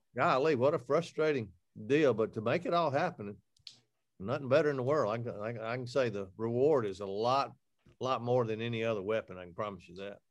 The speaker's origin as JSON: {"language": "English", "region": "Alabama", "country": "United States", "said": "I'm from Alabama"}